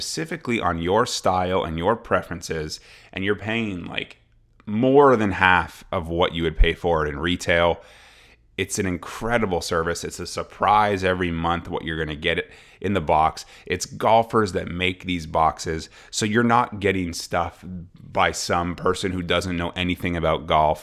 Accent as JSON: {"language": "English", "town": "Ottawa", "region": "Ontario", "country": "Canada", "tie": "born or raised there", "said": "Canadian from Ottawa, from my hometown"}